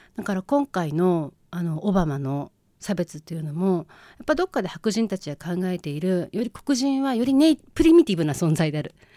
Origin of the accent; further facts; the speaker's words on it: Chiba, Japan; also born or lived in Kanagawa; 千葉で生まれたこととか千葉で育ってることとか